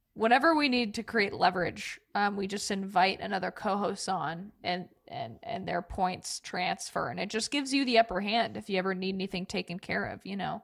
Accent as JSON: {"language": "English", "region": "Oregon", "country": "United States", "tie": "born or raised there", "said": "I grew up in Oregon"}